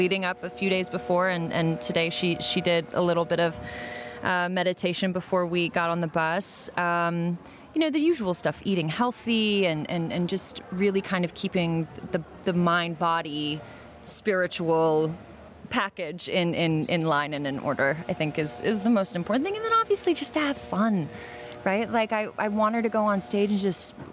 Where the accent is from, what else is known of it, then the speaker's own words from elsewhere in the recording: United States; I wasn't born in Armenia. I was born in the States, but I'm Armenian